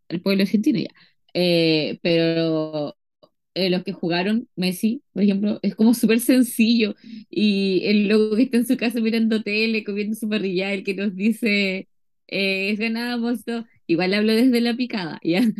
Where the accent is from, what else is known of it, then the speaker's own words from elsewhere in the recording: Chile; si soy chilena